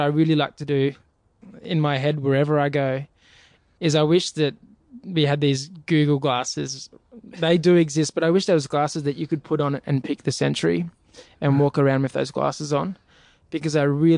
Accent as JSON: {"language": "English", "country": "Australia", "said": "I'm coming from Australia"}